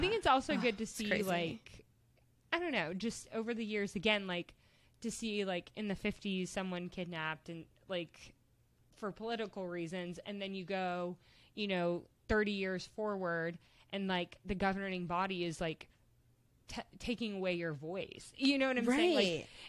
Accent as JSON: {"language": "English", "country": "United States", "tie": "born or raised there", "said": "growing up in the United States"}